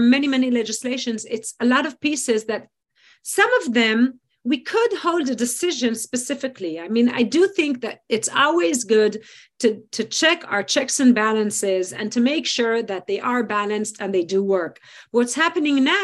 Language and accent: English; Israel; in Israel, the fact that we live in a democracy